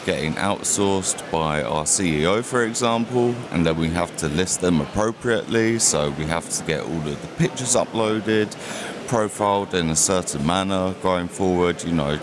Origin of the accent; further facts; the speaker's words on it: London, United Kingdom; moved away as an adult; now in Mexico; I'm originally from London, actually, and I took myself over to Mexico